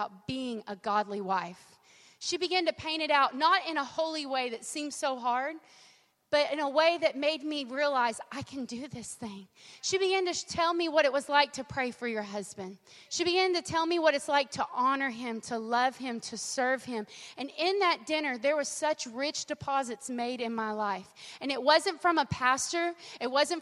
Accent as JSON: {"language": "English", "region": "Southern California", "country": "United States", "tie": "born or raised there", "said": "I was raised in Southern California"}